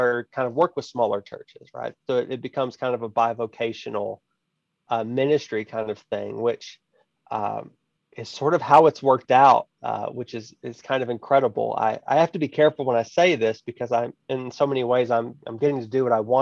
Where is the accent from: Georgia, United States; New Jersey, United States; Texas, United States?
Texas, United States; High Island; The town, actual town, is much smaller, High Island, Texas